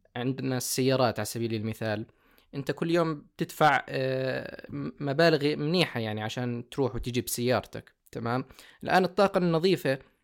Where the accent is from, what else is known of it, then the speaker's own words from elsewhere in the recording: Jordan; also born or lived in Germany; أستقر هنا في بلدي